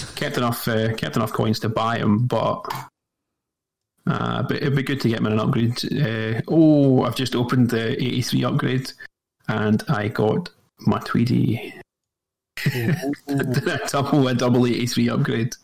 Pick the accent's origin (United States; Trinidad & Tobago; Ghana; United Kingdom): United Kingdom; Scotland; I'm from Scotland.